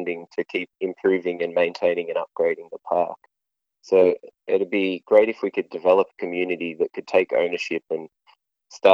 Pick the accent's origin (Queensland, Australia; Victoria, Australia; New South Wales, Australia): Victoria, Australia; Castlemaine; moved away as an adult; now in Bendigo, Australia; I grew up in Castlemaine originally. I moved to Bendigo for university about 6 years ago.